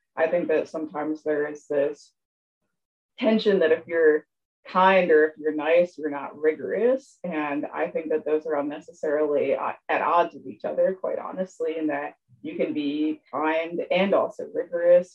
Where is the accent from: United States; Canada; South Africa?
United States; Appalachia, a small town in Pennsylvania; moved away; I am from Appalachia, a small town in Pennsylvania. My hometown had around 5,000 people.